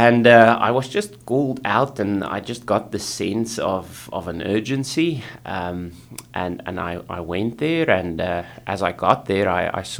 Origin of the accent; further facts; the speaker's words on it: South Africa; moved away as an adult; now in New Westminster, Canada; I come from South Africa, which is a third world country